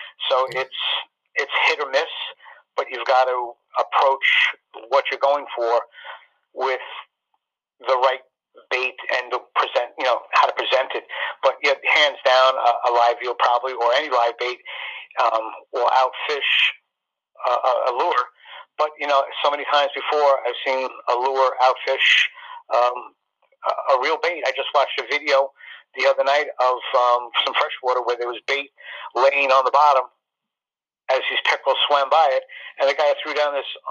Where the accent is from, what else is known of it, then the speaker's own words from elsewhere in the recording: Wading River, New York, United States; I grew up out in Wading River, so I've got a great knowledge of the North Shore